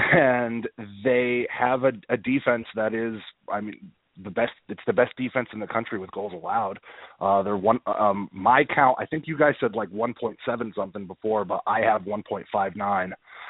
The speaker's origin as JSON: {"language": "English", "region": "Connecticut", "country": "United States", "moved": "yes", "lives_now": "Dorchester, United States", "said": "I'm from Connecticut."}